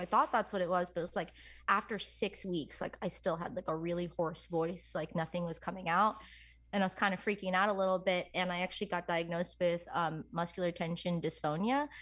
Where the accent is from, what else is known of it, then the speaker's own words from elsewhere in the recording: New York, United States; I'm from New York